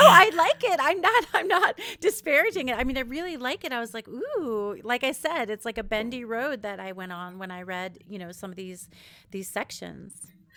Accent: New York, United States; also born or lived in Israel; now in West Coast, United States; I'm from New York originally-ish in Israel and live in, on the West Coast now

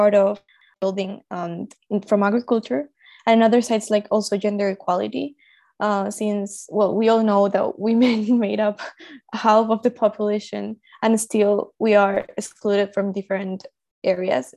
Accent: Colombia; I was born in Colombia, and I live in Colombia right now.

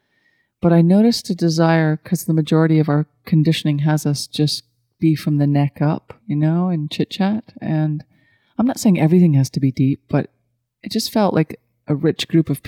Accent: Scotland, United Kingdom; moved away as an adult; now in Asheville, United States; I was brought up in Scottish culture

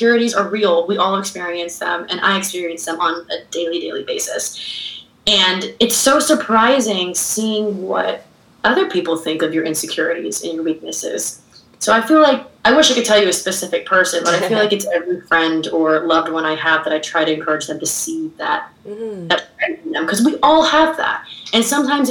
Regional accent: United States; also born or lived in Shanghai, China; I did grow up in an American household. Even though I am from Shanghai, China, my parents are from New York and from Florida.

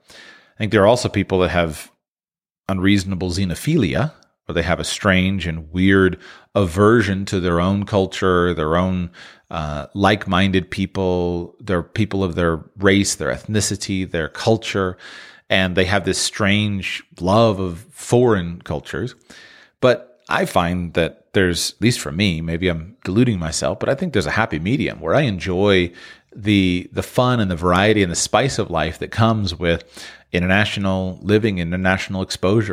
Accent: United States; moved away as an adult; my own native country of the United States.

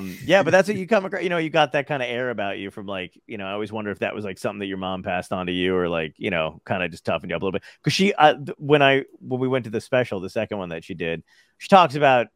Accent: Seaside Heights, New Jersey, United States; born or raised there; also born or lived in Brooklyn, New York / Arizona

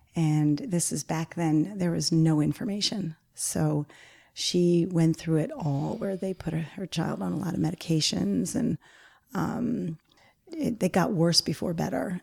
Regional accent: Garden City South, New York, United States; it's where I grew up in Garden City South

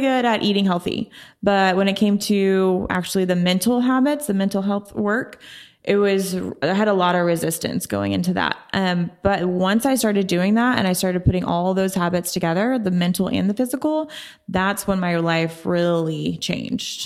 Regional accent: Oklahoma City, Oklahoma, United States; moved away as an adult; also born or lived in San Diego, California; I'm born and raised in Oklahoma City

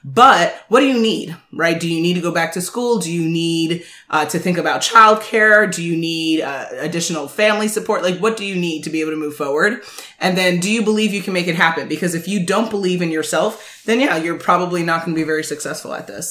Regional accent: Jamaica; I'm very Jamaican

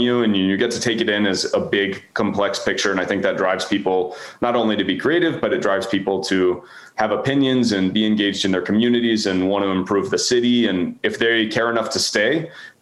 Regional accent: Houston, Texas, United States; moved away as an adult; now in Baltimore, United States; I grew up in Houston, and so that's where I was till I was about 20.

